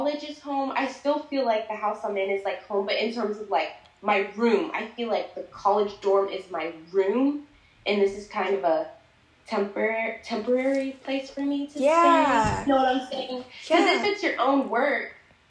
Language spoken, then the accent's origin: English; Plano, Texas, United States; growing up in Plano